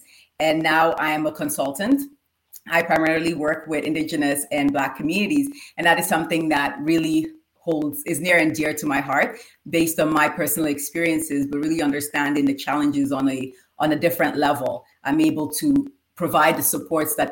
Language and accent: English; Nigeria; now in Canada; my childhood growing up in Nigeria. So I'm Nigerian like Modupe is